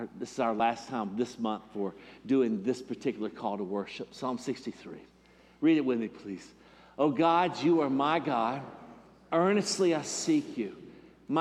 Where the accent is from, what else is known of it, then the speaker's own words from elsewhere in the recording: Sand Mountain, Alabama, United States; I'm from Sand Mountain